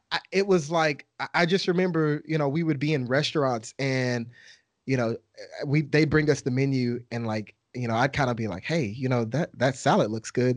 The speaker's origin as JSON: {"language": "English", "region": "Texas", "country": "United States", "said": "I'm from Texas"}